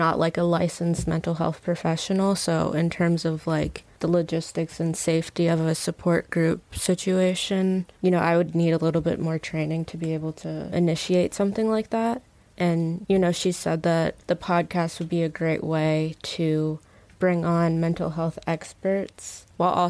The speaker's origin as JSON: {"language": "English", "town": "Baltimore", "region": "Maryland", "country": "United States", "moved": "yes", "lives_now": "San Francisco Bay Area, United States", "said": "I'm from Baltimore, Maryland, but we currently live in the Bay"}